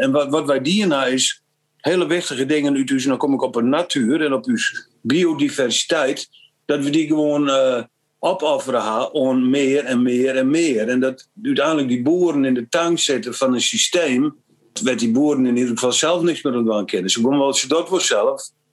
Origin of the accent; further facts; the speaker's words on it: Frisians, Friesland, Netherlands